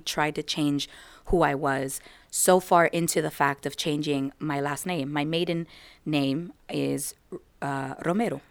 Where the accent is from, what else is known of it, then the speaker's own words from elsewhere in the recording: United States; I am American, so I was born and raised here in America